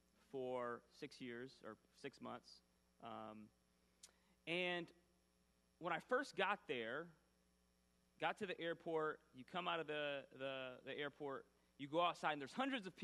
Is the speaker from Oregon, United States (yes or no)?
no; Grand Rapids, Michigan, United States; born or raised there